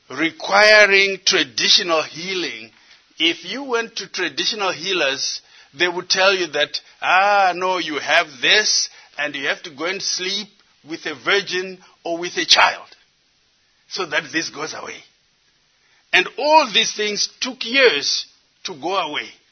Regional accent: Zimbabwe; moved away as an adult; also born or lived in United States; I come from Zimbabwe, but I did most of my education here in the United States

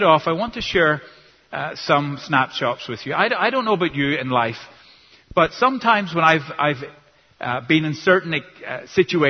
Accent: Northern Ireland, United Kingdom; first language English; now in United States; I'm from Northern Ireland originally

